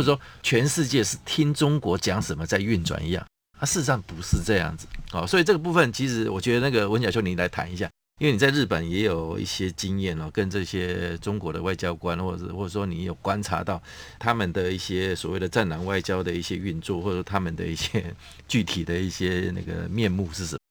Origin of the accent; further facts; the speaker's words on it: Taiwan; 我们台湾这边